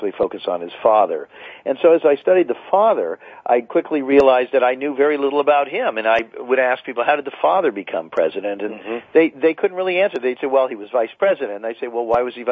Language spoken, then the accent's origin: English; United States; we Americans